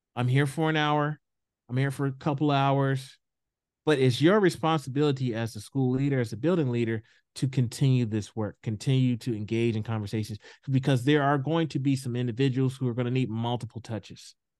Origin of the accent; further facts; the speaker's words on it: Houston, Texas, United States; moved away as an adult; now in Idaho, United States; I grew up in the South. I grew up in Houston.